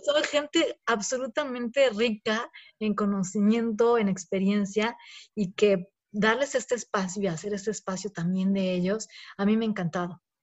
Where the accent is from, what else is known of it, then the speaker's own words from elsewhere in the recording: Mexico; moved away; somos como mexicanas viviendo en el extranjero